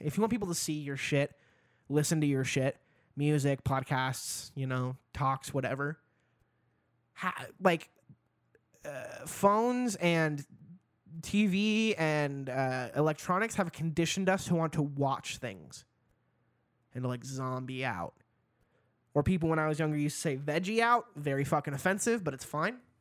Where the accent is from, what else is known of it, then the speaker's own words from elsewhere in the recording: Idaho, United States; also born or lived in Seattle; now in Boise, United States; I grew up in Idaho